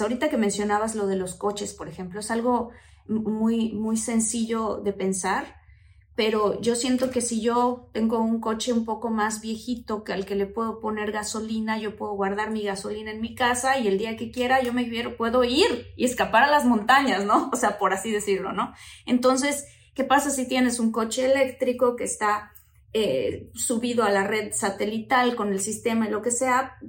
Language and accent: Spanish; Mexico; en mi país, por ejemplo, en México